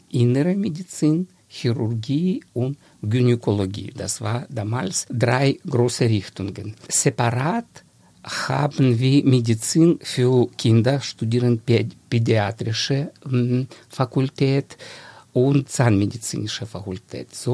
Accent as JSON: {"language": "German", "town": "Dnipro", "region": "Dnipropetrovsk Oblast", "country": "Ukraine", "tie": "born or raised there", "second_language": "German", "said": "Ursprünglich ich stamme aus der Ukraine. Das ist alle meine Verwandte, auch Ukrainer. Und ich habe aufgewachsen in einer schönen Stadt. Jetzt heißt diese Stadt Dnipro."}